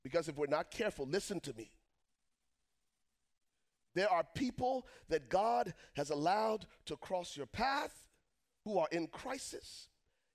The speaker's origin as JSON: {"language": "English", "country": "Liberia", "tie": "born or raised there", "moved": "yes", "said": "I was born and raised in Liberia, West Africa."}